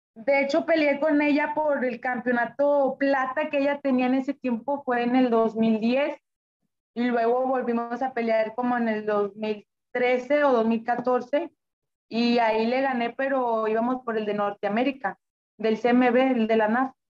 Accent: Monterrey, Nuevo León, Mexico; also born or lived in Apodaca, Nuevo León; yo soy de Monterrey, originaria de, de Monterrey

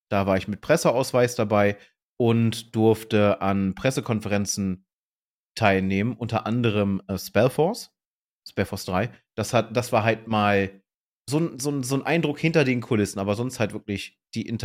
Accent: Hanover, Lower Saxony, Germany; Auf der war ich tatsächlich, ich komme ja ursprünglich aus Hannover, also äh, war das nicht fern.

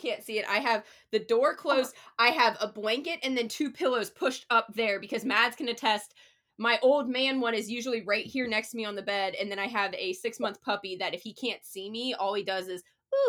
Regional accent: Ohio, United States; moved away as an adult; also born or lived in Nashville; now in Charlotte, United States; I'm from a rural, like, small town in Ohio. So, like, when I was, like, I did law school in Nashville, and I was like, okay, this is pretty good. Came to Charlotte

